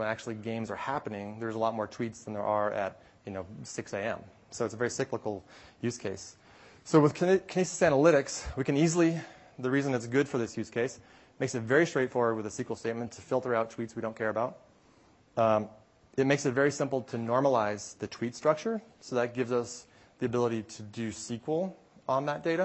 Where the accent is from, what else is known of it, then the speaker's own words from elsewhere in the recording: Canada; I am from Canada, so I enjoy hockey.